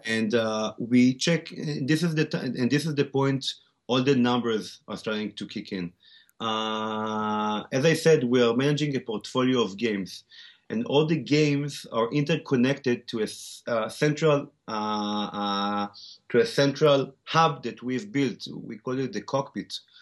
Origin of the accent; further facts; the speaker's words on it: Tel Aviv, Tel Aviv District, Israel; accent: Israeli; English is a second language; also born or lived in South Africa; I was born and raised in Tel Aviv, Israel, except for, uh, several years where I grew up in South Africa